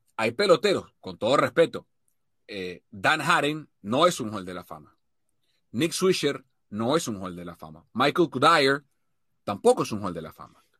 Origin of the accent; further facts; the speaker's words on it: Venezuela; como venezolano